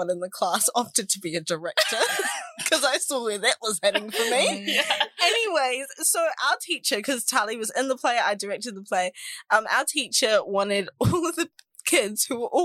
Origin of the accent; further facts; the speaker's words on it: New Zealand; we're definitely hotter than Australians.